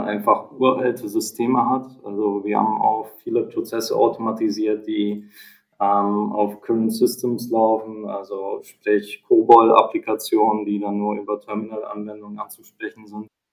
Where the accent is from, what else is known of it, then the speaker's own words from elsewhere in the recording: Hamburg area, Germany; wir kommen ja aus der Hamburger Region